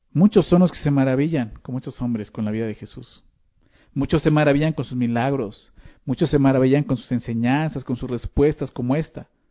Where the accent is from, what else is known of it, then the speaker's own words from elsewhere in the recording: Mexico; Nosotros como ciudadanos mexicanos tenemos obligaciones